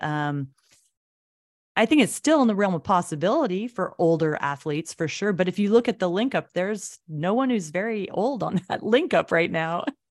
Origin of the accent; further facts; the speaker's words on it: Anchorage, Alaska, United States; I feel really fortunate to have grown up here and seen all the changes, like you say, coming back to Anchorage.